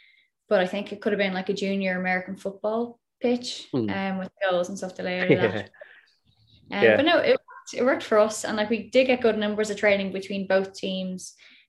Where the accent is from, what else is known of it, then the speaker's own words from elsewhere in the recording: Dublin, Leinster, Ireland; I'm from Slorgan, Dublin.